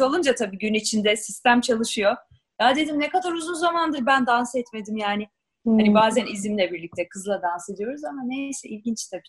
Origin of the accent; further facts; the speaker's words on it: Ankara, Turkey; Biz Ankaralıyız